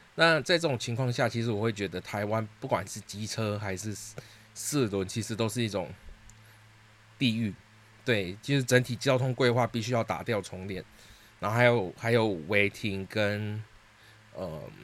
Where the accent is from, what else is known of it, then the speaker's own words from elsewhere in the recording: Singapore; moved away as an adult; now in Taiwan; 其实我不是台湾人，我是新加坡人